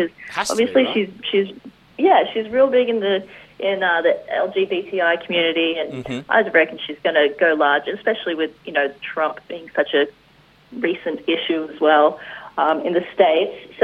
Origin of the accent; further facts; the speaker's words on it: Dapto, New South Wales, Australia; accent: Australian; I'm Australian.